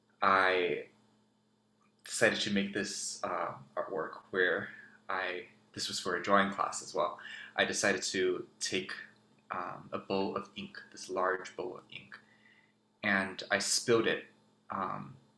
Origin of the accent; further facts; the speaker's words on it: Taipei, Taiwan; also born or lived in New Jersey, United States; now in Cambridge, Massachusetts, United States; I was born on Lenape land, also known as New Jersey, and raised on Kaitogulan land, also known as Taipei.